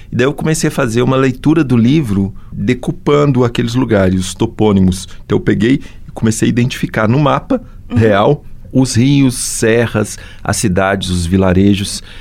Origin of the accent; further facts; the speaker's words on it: Barão de Cocais, Minas Gerais, Brazil; also born or lived in Piauí / Belo Horizonte / Mariana / Ouro Preto; Eu sou do Piauí, nasci uhum. no Piauí, fui criado no interior de Minas.